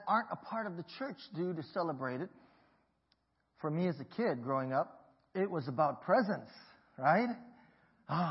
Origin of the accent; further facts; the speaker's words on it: Hawaii, United States; My parents migrated from Hong Kong to Hawaii, and I was born there, and we grew up in the Chinese community